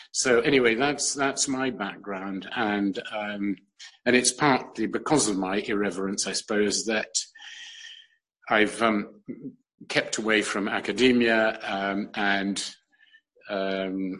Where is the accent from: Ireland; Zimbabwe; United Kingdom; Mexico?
United Kingdom; London; also born or lived in New York / Europe; I was born in New York completely by chance because my mother had to be there to renew her DP papers after the war. But I was brought up in London, but also around Europe a lot